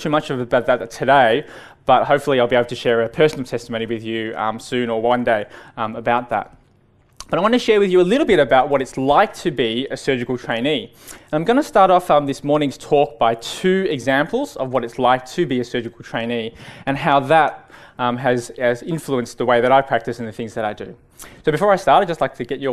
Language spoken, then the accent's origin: English; Melbourne, Victoria, Australia; I was born and raised in Melbourne.